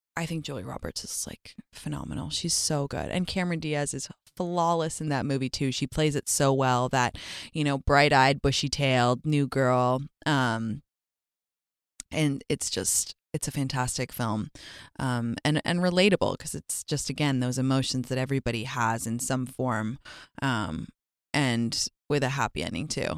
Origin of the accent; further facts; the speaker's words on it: London, United Kingdom; my hometown of London